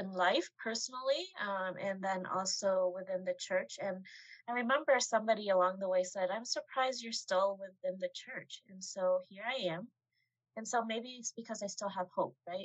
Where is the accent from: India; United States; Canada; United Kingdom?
United States; Asian American person who was born and raised here